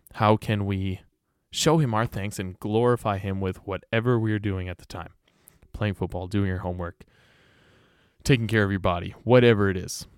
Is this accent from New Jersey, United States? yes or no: no; Greenfield, Wisconsin, United States; also born or lived in West Allis, Wisconsin / Milwaukee, Wisconsin; I grew up in Greenfield